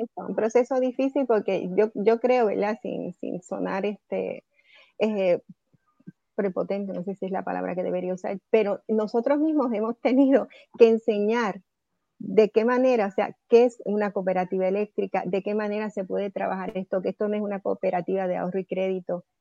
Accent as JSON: {"language": "Spanish", "country": "Puerto Rico", "said": "su gente acá en, nuestra patria"}